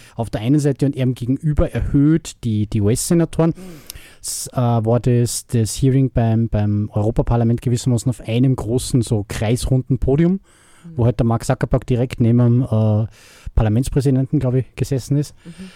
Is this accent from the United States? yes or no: no; Austria; bei uns in Österreich